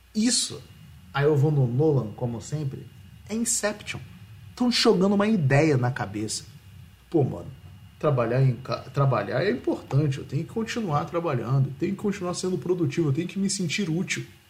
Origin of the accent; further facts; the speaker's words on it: Rio de Janeiro, Brazil; eu sou do Rio